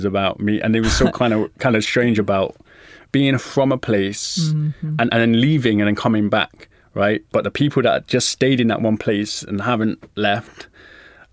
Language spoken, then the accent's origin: English; London, United Kingdom; I'm from Hackney